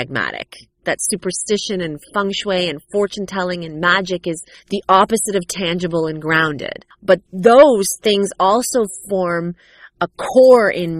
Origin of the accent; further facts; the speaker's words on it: Canada; growing up a cultural ethnic minority in North America. In America, in the U.S., I'm sure it's an entirely different narrative, but in Canada, for me, it was strange.